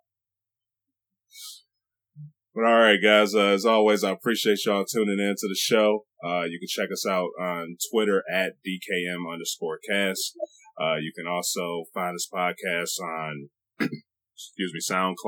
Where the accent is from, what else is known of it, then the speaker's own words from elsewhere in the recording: Detroit, Michigan, United States; we're from Detroit area